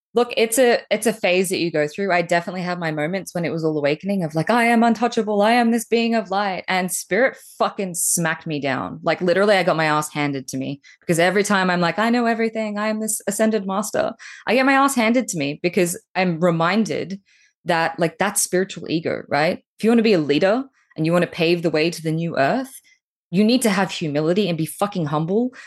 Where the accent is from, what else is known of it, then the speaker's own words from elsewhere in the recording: Australia; accent: Australian; moved away as an adult; now in Bali, Indonesia; as you can tell by my really cute accent, I'm Australian, and I've been here visiting my folks